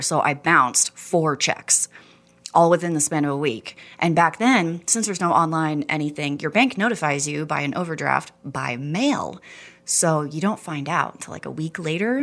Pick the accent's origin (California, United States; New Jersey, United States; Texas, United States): Texas, United States; moved away as an adult; also born or lived in Houston / Dallas; now in Rexburg, United States; Born and raised in Texas, Houston, Dallas